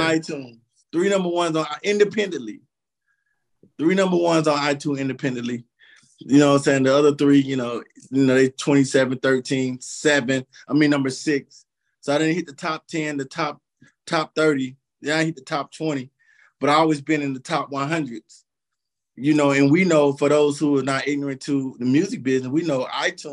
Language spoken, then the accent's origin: English; Columbus, Georgia, United States; moved away as an adult; also born or lived in Phenix City, Alabama; now in San Antonio, United States; I'm Columbus, Georgia, Phoenix City, Alabama bred